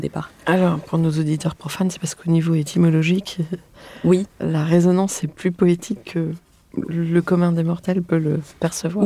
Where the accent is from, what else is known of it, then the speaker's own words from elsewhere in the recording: Bordeaux, Nouvelle-Aquitaine, France; je suis originaire de Bordeaux